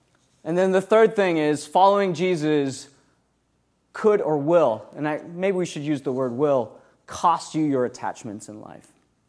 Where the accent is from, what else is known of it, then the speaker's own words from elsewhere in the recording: South Africa; also born or lived in around the world; When I was 16 years old, I grew up in South Africa. I'm kind of an interesting person, growing up around the world, doing cool things.